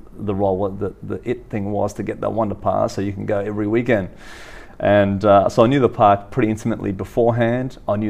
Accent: Sydney, New South Wales, Australia; being a Western Sydney's boy, I grew up in the Western suburbs

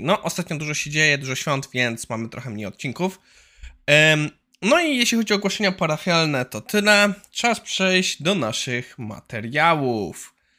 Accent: Poland; u nas w Warszawie, Krakowie i Wrocławiu

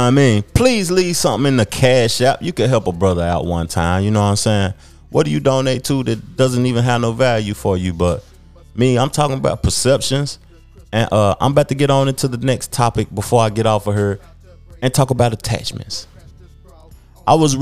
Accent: Knoxville, Tennessee, United States; I grew up in Knoxville, Tennessee, a SEC city

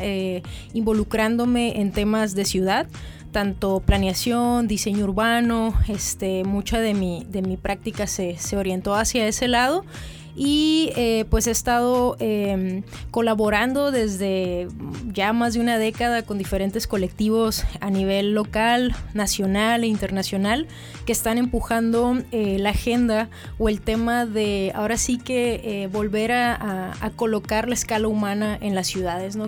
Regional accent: Mexicali, Baja California, Mexico; also born or lived in Calexico, California, United States; soy eh, mexicalense, mexicalense y un poco fronteriza porque también eh, soy nacida aquí, pero pasé un, buen tiempo de mi adolescencia en Caléxico

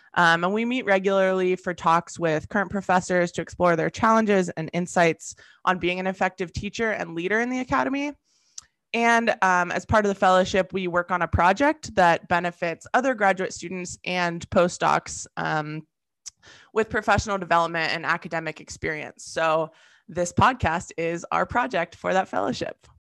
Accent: Southern California, United States; moved away as an adult; I'm originally from Southern California

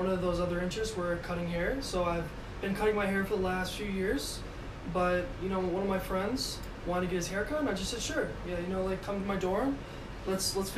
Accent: Madison, Wisconsin, United States; my hometown of Madison, Wisconsin

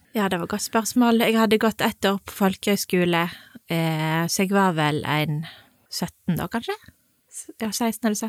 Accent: Voss, Vestland, Norway; now in Sunnhordland, Norway; Jeg er fra Voss

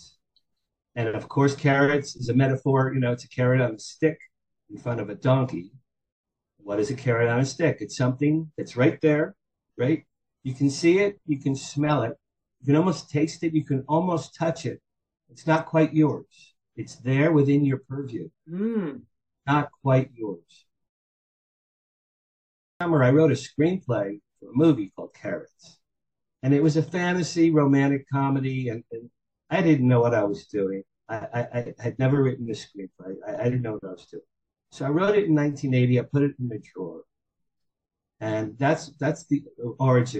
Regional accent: Asbury Park, New Jersey, United States; moved away as an adult; also born or lived in Boston, Massachusetts / Manhattan, New York; now in Beverly Hills, United States; I grew up in New Jersey, in Asbury Park, New Jersey, the Jersey Shore.

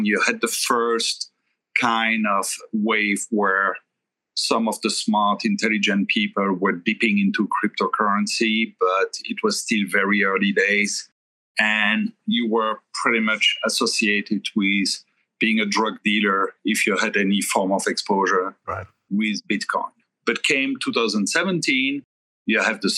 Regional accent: Belgium; moved away as an adult; also born or lived in Thailand; now in New York, United States; I was born and raised in Europe, in Belgium

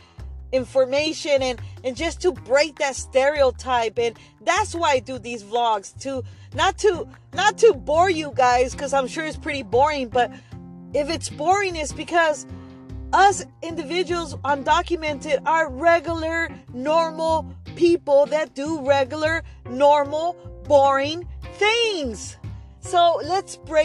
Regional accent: Argentina; moved away; Argentina being one of them. My home country. My homeland

